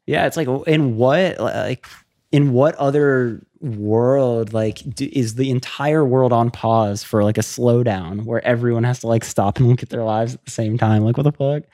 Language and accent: English; Florida, United States; I grew up in Florida